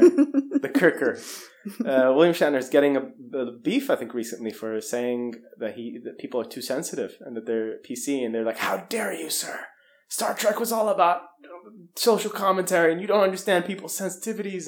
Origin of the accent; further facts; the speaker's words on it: Saudi Arabia; growing up in Saudi